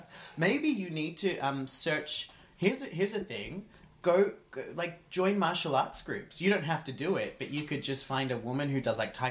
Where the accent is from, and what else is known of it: Australia; first language English; now in Iceland